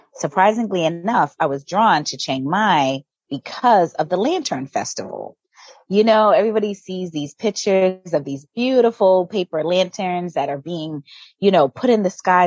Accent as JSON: {"language": "English", "town": "Boston", "region": "Massachusetts", "country": "United States", "tie": "born or raised there", "also_born_or_lived": "Virginia", "moved": "as an adult", "lives_now": "Tulum, Mexico", "said": "So I'm originally from Boston, Massachusetts, born and raised"}